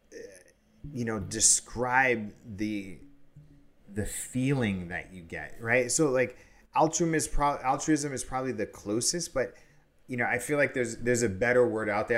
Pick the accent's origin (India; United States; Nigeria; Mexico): United States; New York City, New York; I grew up in New York in the eighties